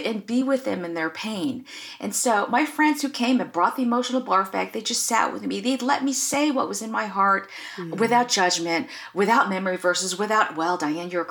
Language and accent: English; United States; I'm Asian American, so I actually come from this culture that is very much shame-based